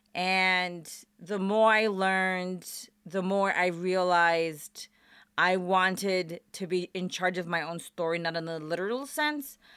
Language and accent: English; Chicago, Illinois, United States; moved away as an adult; also born or lived in Portland, Oregon / Pullman, Washington; now in Las Vegas, United States; I was actually born and raised in Chicago.